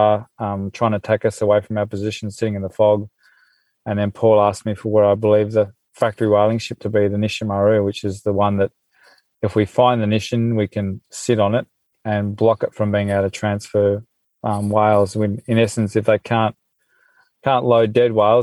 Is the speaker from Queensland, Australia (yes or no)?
no; Melbourne, Victoria, Australia; moved away as an adult; now in Western Australia, Australia; I'm in WA. I mean, I this is where I guess I call home now, but I grew up in Melbourne